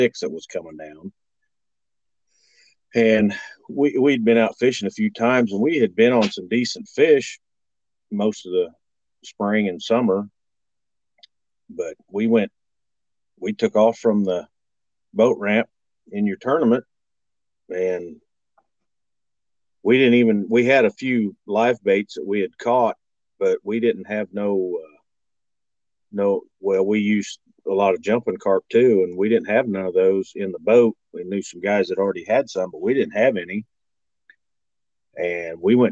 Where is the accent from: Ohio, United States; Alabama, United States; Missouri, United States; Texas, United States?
Missouri, United States; Waverly; I'm from Waverly